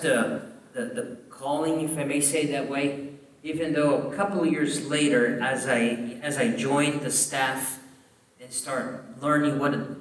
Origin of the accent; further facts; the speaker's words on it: southern Brazil, Brazil; moved away as an adult; now in Columbia, South Carolina, United States; I grew up in a southern part of Brazil with a lot of Europeans